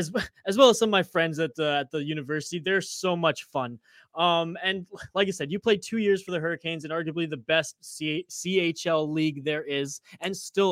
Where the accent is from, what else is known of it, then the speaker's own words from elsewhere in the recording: Vancouver Island, British Columbia, Canada; moved away as an adult; also born or lived in Calgary; right after high school here, I'm from Vancouver Island. I moved to Calgary. And that was right in 2013